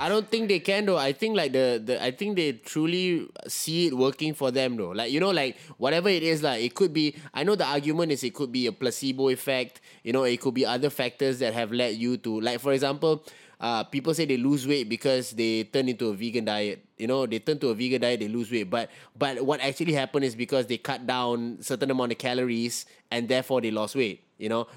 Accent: Singapore; as a Singaporean

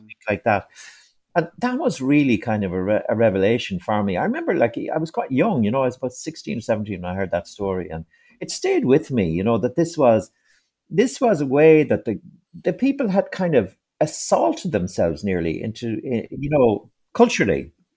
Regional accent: East Mayo, Connacht, Ireland; first language English; I grew up in East Mayo, in, uh, English-speaking East Mayo

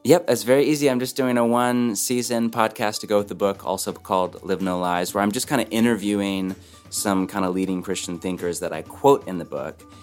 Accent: Bay Area, Silicon Valley, California, United States; now in Portland, United States; I've spent my whole life on the West Coast, born and raised in the Bay Area, Silicon Valley, then moved to Portland.

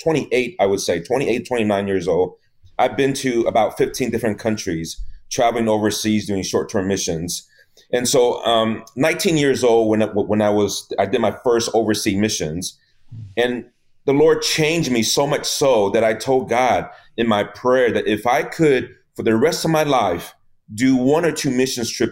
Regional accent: Houston, Texas, United States; also born or lived in Taiwan; I was born in Taiwan. I came when I was 8 years old to the United States, straight to Houston, Texas.

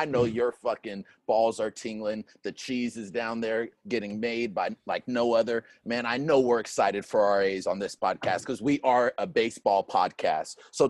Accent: Sacramento, California, United States; I am originally from Sacramento.

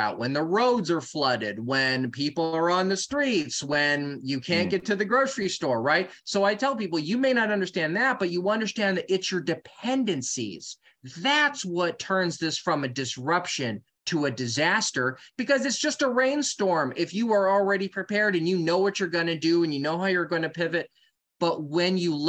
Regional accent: California, United States; I'm from California

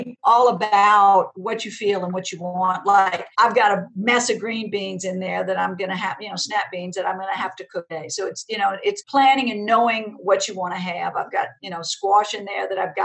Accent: Donaldsonville, Louisiana, United States; I grew up in Donaldsonville, which is a small town where the Mississippi River and Bayou Lafourche intersect

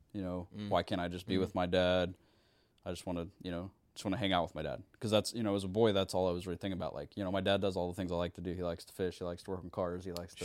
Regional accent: Muskogee, Oklahoma, United States; born there; So I was born in Muskogee.

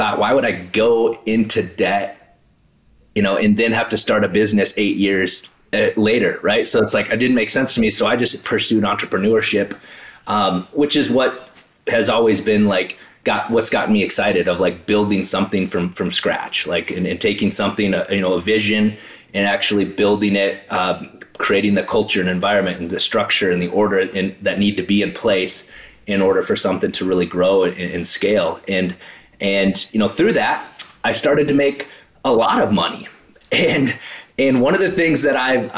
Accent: South Dakota, United States; I grew up in South Dakota

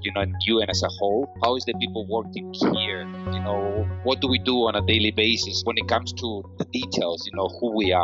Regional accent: Spain; I'm also from Spain

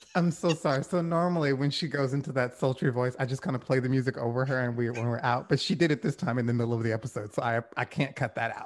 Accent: the South, United States; I'm from the South. I grew up around Southerners

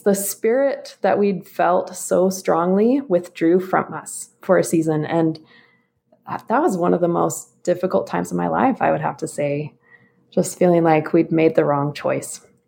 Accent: Boise, Idaho, United States; now in Utah, United States; I'm originally from the Boise area in Idaho

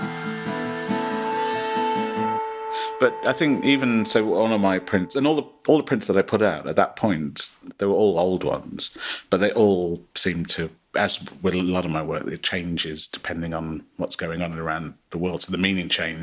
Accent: Midlands, United Kingdom; I grew up in the Midlands in the late 70s and early 80s.

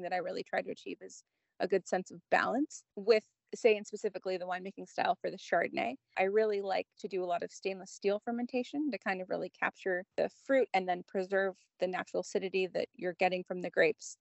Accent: Southern California, United States; also born or lived in Napa Valley; now in Santa Barbara County, United States; born and raised in SoCal

